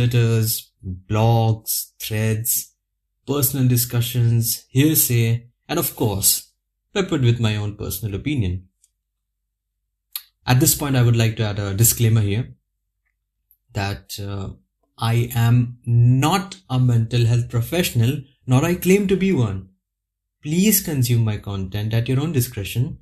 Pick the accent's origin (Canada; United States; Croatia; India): India; now in Budapest, Hungary; I'm a native of India, as you can judge from my accent already. But currently residing in a city called Budapest